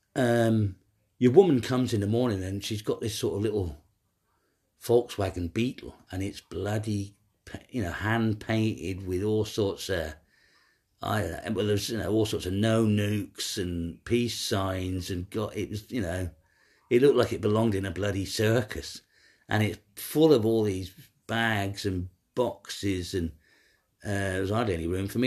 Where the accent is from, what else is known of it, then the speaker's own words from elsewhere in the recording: Ireland; moved away; also born or lived in Munich; I'm an Irish guy